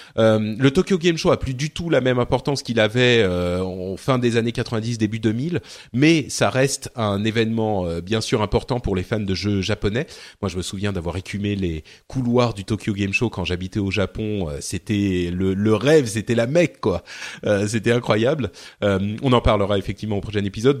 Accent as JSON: {"language": "French", "country": "Lebanon", "moved": "yes", "said": "je viens du Liban"}